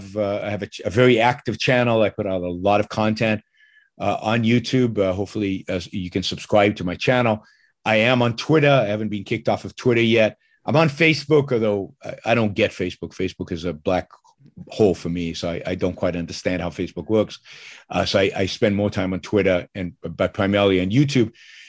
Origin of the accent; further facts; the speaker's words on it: Israel; Like everybody growing up in Israel, when I was 15, 16, I was a socialist. I was very much a collectivist. I was very much what you'd call a Jewish nationalist and a socialist at the same time